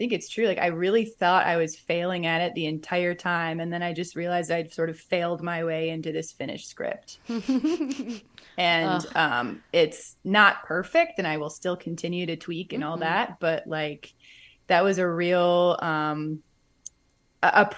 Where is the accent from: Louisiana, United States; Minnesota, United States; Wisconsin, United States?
Wisconsin, United States; outside Milwaukee; now in Chicago, United States; I grew up outside Milwaukee